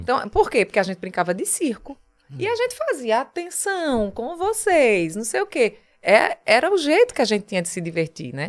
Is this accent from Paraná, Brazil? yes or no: no; Taquaritinga do Norte, Pernambuco, Brazil; also born or lived in Paraíba; now in Recife, Brazil; Eu nasci em Taquaritinga, né, no Agreste, a 160 quilômetros daqui